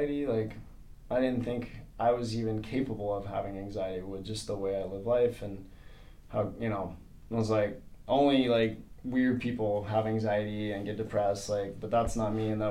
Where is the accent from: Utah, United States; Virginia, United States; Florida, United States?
Florida, United States; Sanford; I was born in Sanford, Florida.